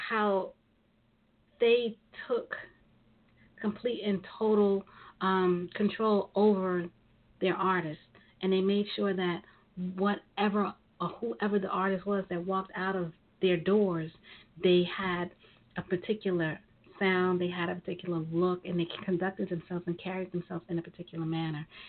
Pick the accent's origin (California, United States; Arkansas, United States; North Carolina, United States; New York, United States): New York, United States; when I was growing up in New York